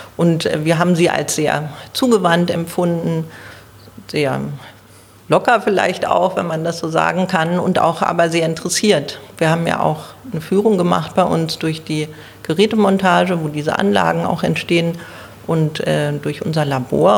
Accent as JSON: {"language": "German", "region": "Berlin", "country": "Germany", "tie": "born or raised there", "said": "ich bin eine waschechte Berlinerin. Ich lebe im Südwesten Berlins, in Zehlendorf"}